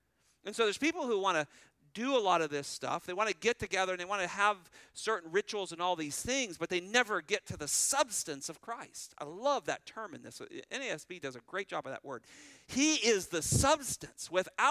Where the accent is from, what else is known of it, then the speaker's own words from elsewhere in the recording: California, United States; moved away; I was raised in California